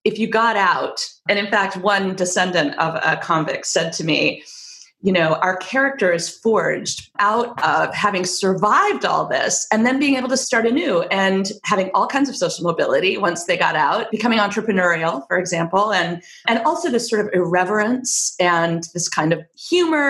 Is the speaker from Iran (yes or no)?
no; England, United Kingdom; moved away; I grew up in England for 9 years. I was born there and I have dual citizenship.